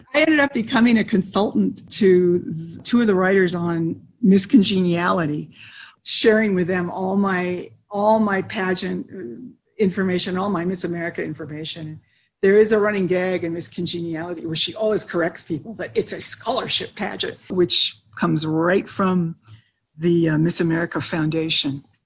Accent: Orange County, California, United States; I'm from the same hometown as uh, Steve Martin and Diane Keaton.

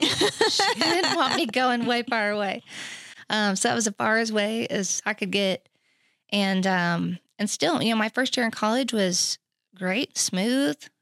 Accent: Oklahoma City, Oklahoma, United States; moved away as an adult; also born or lived in Texas; I grew up in Oklahoma City

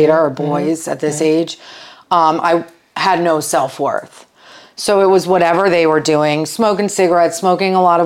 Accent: Washington, District of Columbia, United States; I grew up around the Washington, D.C. area

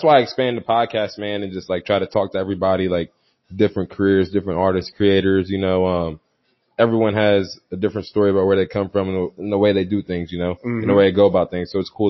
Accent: St. Louis, Missouri, United States; a lot of St. Louis is listening. A lot of my hometown's listening

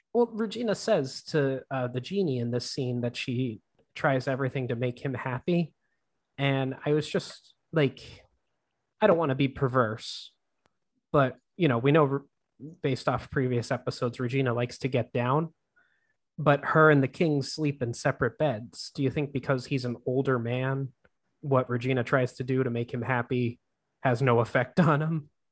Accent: Pennsylvania, United States; I'm from Pennsylvania, and Pennsylvania has really weird rules with alcohol.

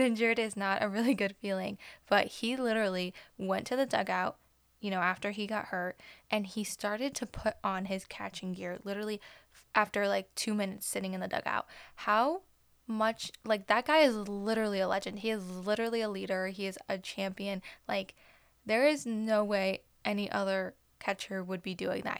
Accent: Chicago, Illinois, United States; I'm from Chicago. I'm from the north side.

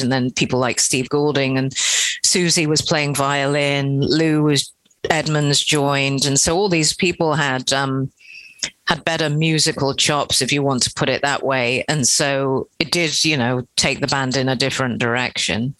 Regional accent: England, United Kingdom; we're we're from England as well, Britain

